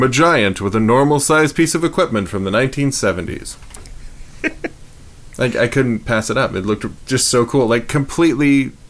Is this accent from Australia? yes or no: no; Canada; and I'm Canadian